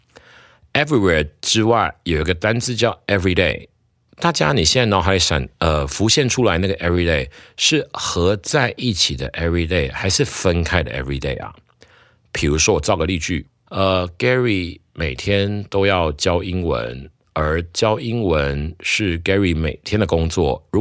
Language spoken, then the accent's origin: Chinese; Taiwan; 我们台湾人讲把握当下就四个字了哈